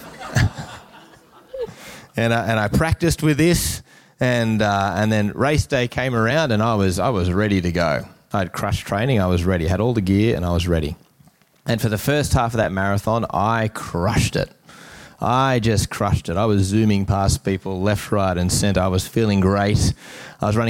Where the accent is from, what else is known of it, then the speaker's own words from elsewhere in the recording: Newcastle, New South Wales, Australia; growing up in Newcastle in the 90s